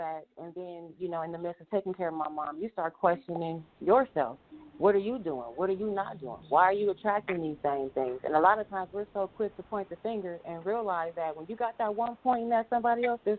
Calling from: Inglewood, California, United States; I'm calling from Inglewood, California.

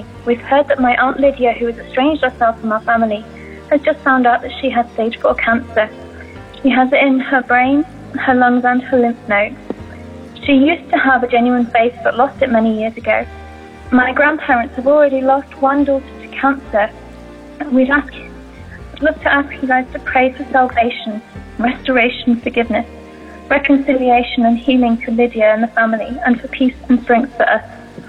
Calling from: Harrogate, Yorkshire and the Humber, United Kingdom; I'm ringing from Harrogate in the UK.

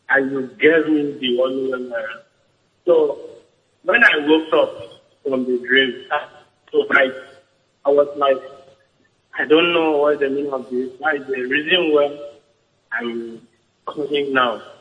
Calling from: Uganda; I'm calling from Uganda.

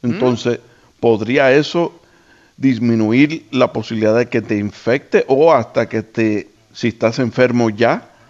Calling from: Michigan, United States; de Michigan.

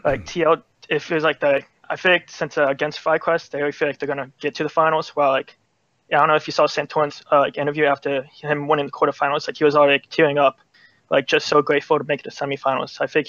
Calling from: New Jersey, United States; I'm calling from New Jersey.

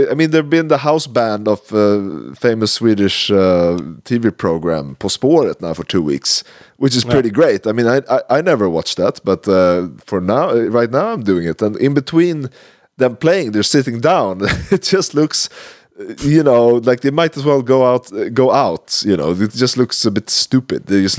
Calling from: Amsterdam, North Holland, Netherlands; I am calling from Amsterdam, the land of 1 hour of snow, one snowball, and riots in the streets.

